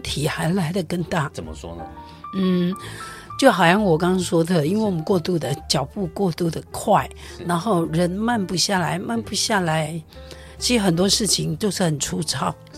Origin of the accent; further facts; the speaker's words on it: Taiwan; 我觉得这是一个很美好的台湾的文化，在我们那个年代。